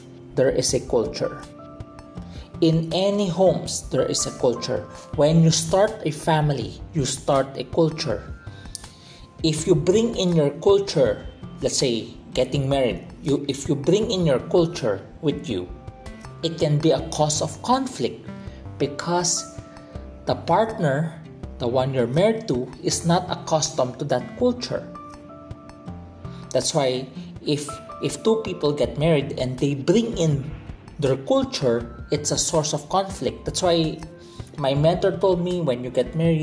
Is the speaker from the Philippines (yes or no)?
yes; Philippines; I was brought up in the Philippines. I am Filipino by heart